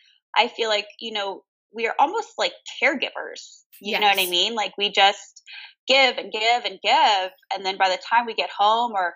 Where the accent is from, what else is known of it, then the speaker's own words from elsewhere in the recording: Maryland, United States; now in San Diego, United States; I am originally from Maryland, but I have lived in California and San Diego for, my gosh, like 20 years